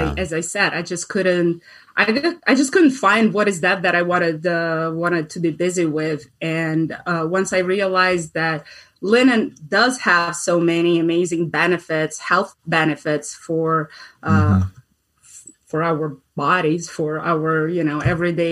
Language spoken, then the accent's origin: English; Russia; moved away as an adult; now in United States; I am an immigrant. I'm originally from Russia